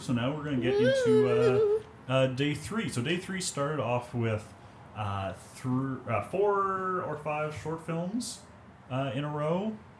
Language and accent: English; Morden-Winkler area, Manitoba, Canada; born or raised there